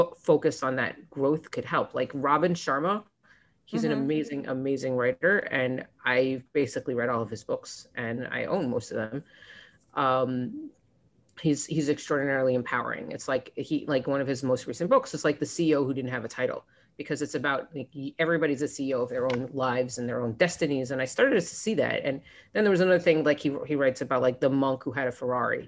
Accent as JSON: {"language": "English", "region": "Florida", "country": "United States", "tie": "born or raised there", "moved": "yes", "lives_now": "New York, United States", "said": "I grew up in Florida, but I was in college. This was in Columbia University"}